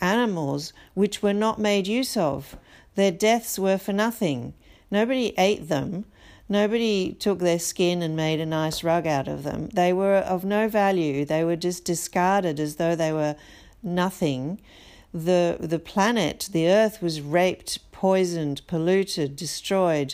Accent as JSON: {"language": "English", "country": "Brazil", "tie": "born or raised there", "moved": "yes", "said": "I was born in Brazil and I feel a sense of loyalty and a sense of belonging to that country."}